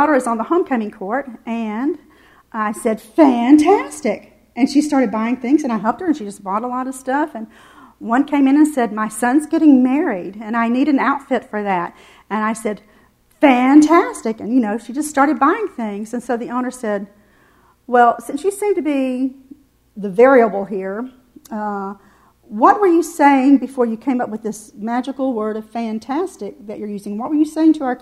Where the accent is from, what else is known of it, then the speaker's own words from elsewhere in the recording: the South, United States; I'm from the South